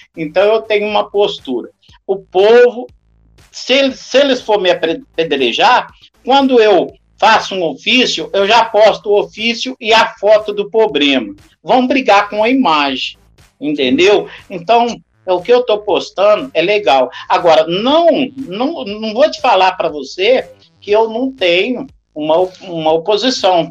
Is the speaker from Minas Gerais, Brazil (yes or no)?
yes; Jacuí, Minas Gerais, Brazil; moved away; sou nascido em Jecuí